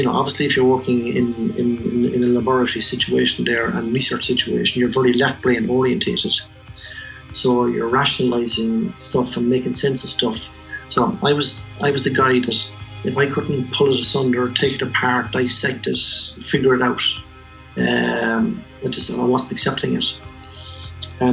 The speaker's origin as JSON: {"language": "English", "town": "Tullamore", "region": "County Offaly", "country": "Ireland", "tie": "born or raised there", "also_born_or_lived": "Chicago", "said": "I was born in Tullamore, raised in Chapel Street"}